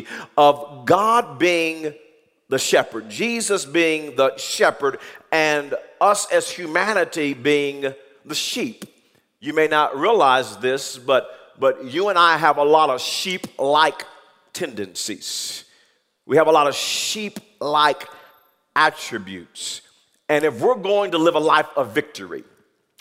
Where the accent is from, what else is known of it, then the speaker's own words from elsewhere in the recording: Wewoka, Oklahoma, United States; growing up in Wewoka